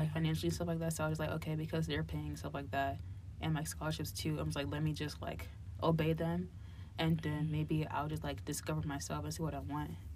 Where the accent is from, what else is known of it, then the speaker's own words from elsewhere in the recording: Hillside, New Jersey, United States; now in Cincinnati, United States; I grew up in New Jersey, like my younger, earlier childhood years, and I grew up in a place called Hillside, and it's like near Newark and Irvington